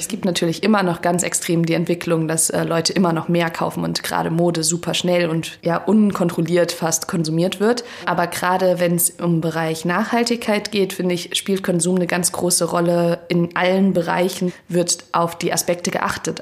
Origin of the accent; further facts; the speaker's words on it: Hesse, Germany; moved away as an adult; now in Berlin, Germany; ich komme ursprünglich aus Hessen und ich bin auch fürs Studium hergezogen